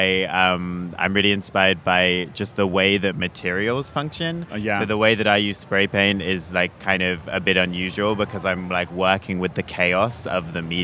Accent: England, United Kingdom; now in Los Angeles, United States; I'm from England

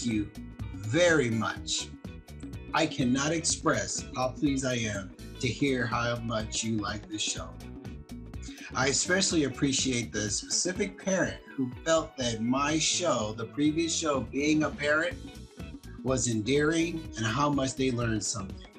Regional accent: Compton, California, United States; when I grew up on Saturday mornings in Compton, my brother

